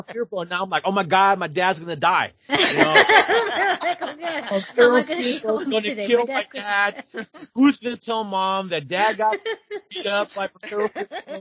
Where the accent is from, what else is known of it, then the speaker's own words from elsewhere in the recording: San Jose, California, United States; living in the States, my parents being immigrants, you know, taking me to the NWA in San Jose